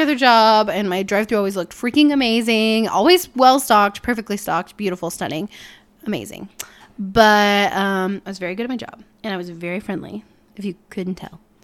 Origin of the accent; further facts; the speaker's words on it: Peoria, Illinois, United States; I was born in Peoria, Illinois